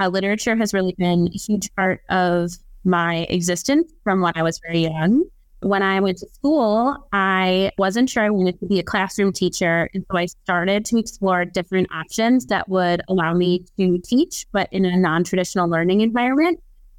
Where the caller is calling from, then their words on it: Sheboygan, Wisconsin, United States; So, I am coming from lovely and chilly Sheboygan, Wisconsin. Sheboygan is 1 hour north of Milwaukee